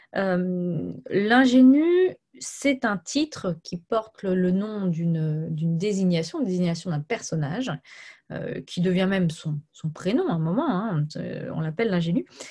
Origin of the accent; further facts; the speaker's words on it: Brittany, France; Je suis bretonne